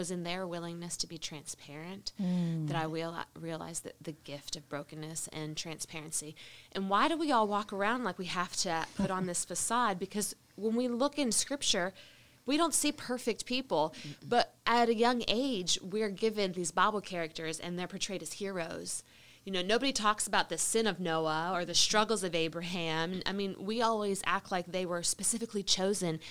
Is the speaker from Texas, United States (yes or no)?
no; Alabama, United States; we're from Alabama. We came back to Alabama